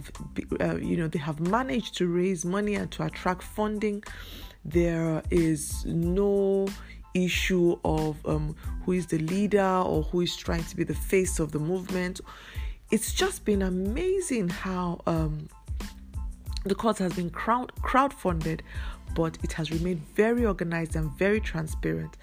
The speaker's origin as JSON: {"language": "English", "country": "Nigeria", "said": "I'm a Nigerian. I live in Nigeria. My business is in Nigeria. I come from Nigeria"}